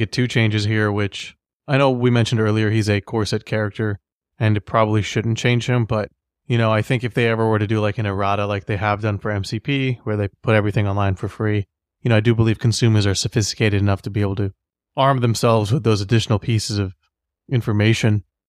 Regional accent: United States; as an American

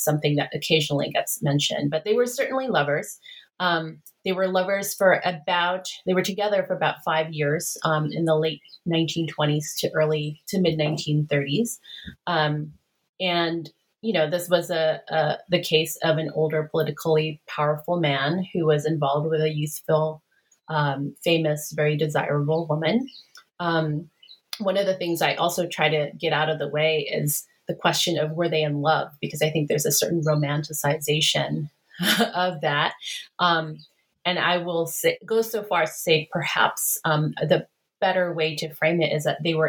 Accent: Philippines; when I was growing up in the Philippines

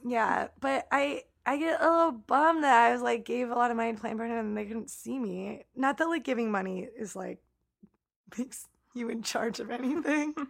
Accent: Elyria, Ohio, United States; my hometown of Elyria, Ohio, that was conveniently located across the street from our high school

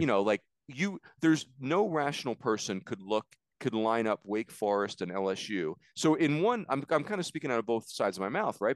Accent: East Coast, United States; moved away as an adult; also born or lived in Arizona; I grew up on the East Coast

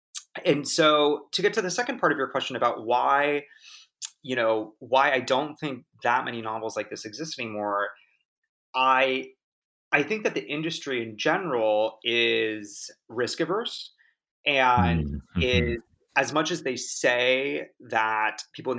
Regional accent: Laguna Beach, California, United States; You know, I grew up in Orange County in Laguna Beach, and, you know, was sort of surrounded by a lot of, you know, mothers driving white Range Rovers and that sort of thing.

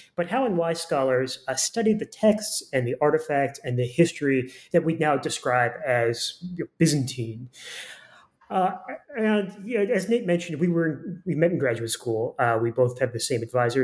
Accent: Florida, United States; moved away as an adult; also born or lived in Massachusetts / Chicago; now in Burnaby, Canada; I grew up in Florida

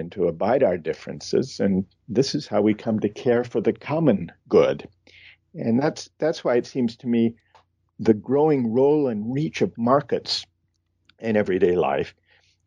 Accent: Midwest, United States; I grew up in the Midwest

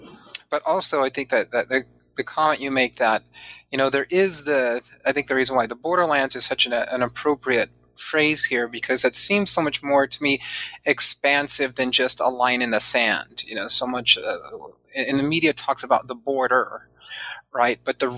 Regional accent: San Diego, California, United States; I grew up mostly in Southern California, well, not mostly, all in Southern California, and primarily in San Diego.

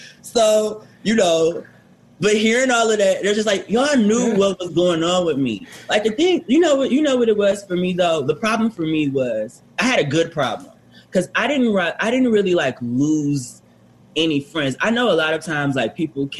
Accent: Detroit, Michigan, United States; moved away as an adult; now in New York, United States; I'm from Detroit. Now I have a very like different background because like I am born and raised in Detroit

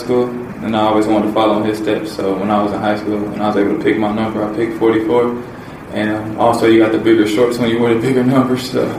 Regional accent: Indianapolis, Indiana, United States; born or raised there; moved away as an adult

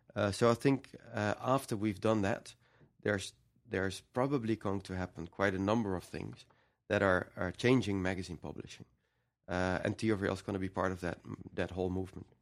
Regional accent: Netherlands; we're from the Netherlands

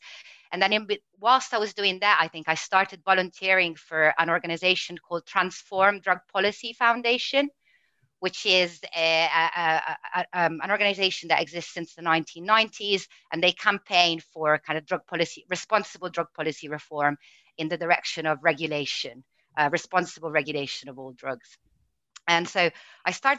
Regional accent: Italy; English is a second language; moved away as an adult; now in United Kingdom; growing up in Italy

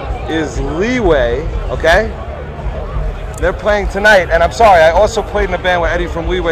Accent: Maplewood, New Jersey, United States; I am from Maplewood, New Jersey.

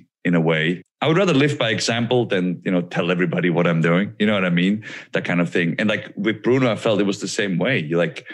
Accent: Switzerland; moved away; I'm a kid from Switzerland that wanted to be a pro wrestler. And like wrestling is not big in Switzerland

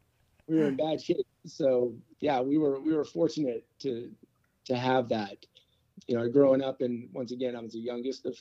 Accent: Daly City, California, United States; also born or lived in San Francisco, California; So I was born in San Francisco, California, the youngest of three. I grew up in Daly City

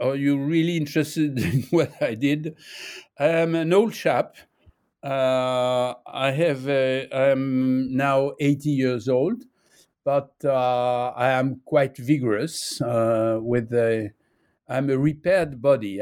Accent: Nice, Provence-Alpes-Côte d'Azur, France; English is a second language; now in Paris, France; I was born in Nice. Uh, I'm living in Paris

